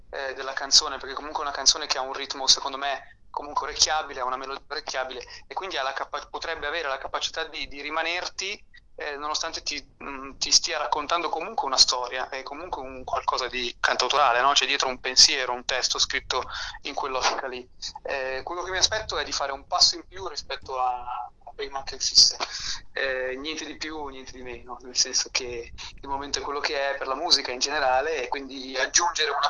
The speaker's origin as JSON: {"language": "Italian", "town": "Milan", "region": "Lombardy", "country": "Italy", "tie": "born there", "said": "io eh, sono nato a Milano, ma i miei nonni sono molisani e mio nonno era un contadino"}